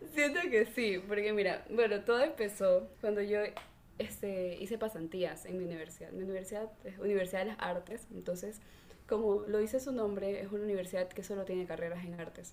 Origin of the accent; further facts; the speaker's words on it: Salinas, Santa Elena, Ecuador; yo soy de Salinas, entonces aquí es como la playa.